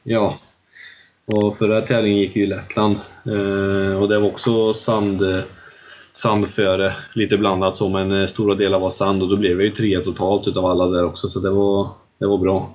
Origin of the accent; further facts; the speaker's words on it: Tibro, Västra Götaland, Sweden; Jag är väl uppvuxen här ute i Sandhålan som vi har här i Tibro